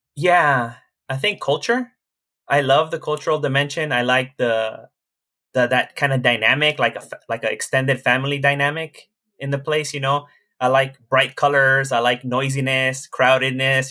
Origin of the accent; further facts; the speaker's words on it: Los Angeles, California, United States; I grew up in Koreatown, which is a very diverse neighborhood even to this day.